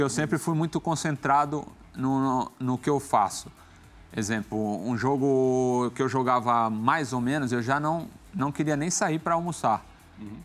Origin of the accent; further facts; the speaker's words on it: São Paulo, Brazil; moved away as an adult; also born or lived in Rome, Italy; Eu saí da Brasilândia, imagina, da favela.